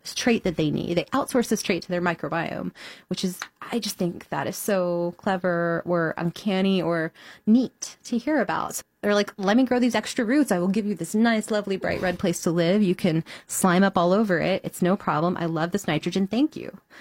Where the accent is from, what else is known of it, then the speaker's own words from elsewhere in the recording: Houston, Texas, United States; now in Chicago, United States; Houston, Texas, which is my hometown